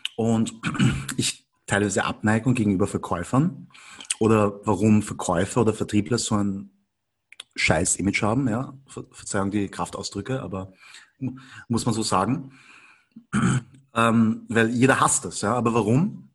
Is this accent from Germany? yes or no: no; Vienna, Austria; ich bin aber in Wien geboren und aufgewachsen. Und bin halt von der Mentalität her schon eindeutig Wiener